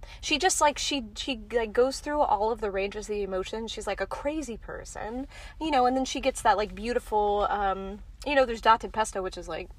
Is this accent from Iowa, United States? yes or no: no; Houston, Texas, United States; I'm from Houston, Texas.